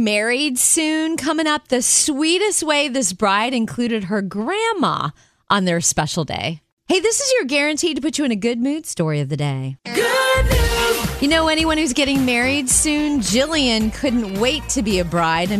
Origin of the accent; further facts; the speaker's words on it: Florida, United States; growing up in Florida